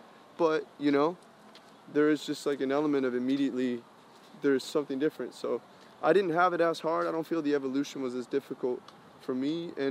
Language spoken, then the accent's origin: English; Colombia; because I come from Spanish background, I'm Colombian